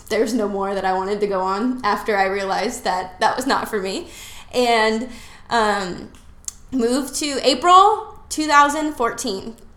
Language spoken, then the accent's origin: English; Las Vegas, Nevada, United States; moved away as an adult; also born or lived in Utah; now in Florida, United States; I grew up in Las Vegas, Nevada.